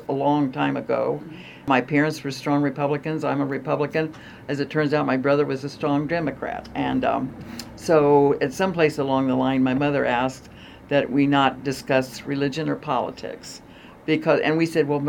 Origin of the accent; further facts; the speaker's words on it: Cumberland, Indiana, United States; also born or lived in Bellefontaine, Ohio; I grew up in a small community, Cumberland, which is southeast of here.